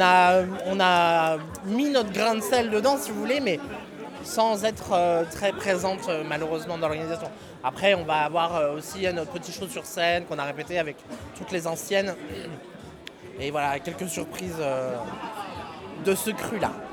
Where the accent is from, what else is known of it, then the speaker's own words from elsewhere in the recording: Mâcon, Bourgogne-Franche-Comté, France; on est de Macon, toutes les deux